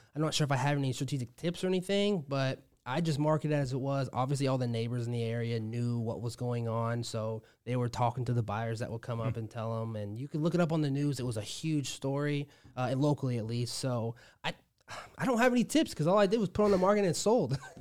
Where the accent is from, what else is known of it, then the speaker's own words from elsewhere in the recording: Omaha, Nebraska, United States; I'm from Omaha, Nebraska.